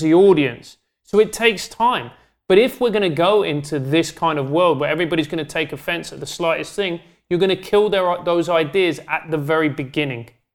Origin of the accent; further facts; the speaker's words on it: London, United Kingdom; I grew up in South London